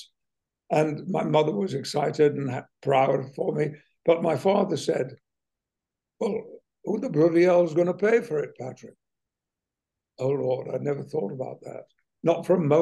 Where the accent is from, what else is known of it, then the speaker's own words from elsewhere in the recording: West Riding of Yorkshire, Yorkshire and the Humber, United Kingdom; moved away as an adult; now in United States; where I grew up in the West Riding of Yorkshire